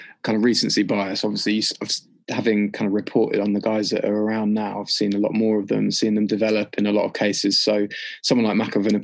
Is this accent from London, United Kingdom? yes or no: no; Leicester, East Midlands, United Kingdom; I grew up in Leicester